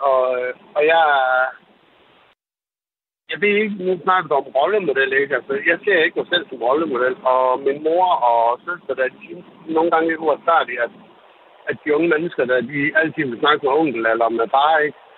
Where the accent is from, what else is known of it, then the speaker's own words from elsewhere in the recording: Brazil; jeg er fra Brasilien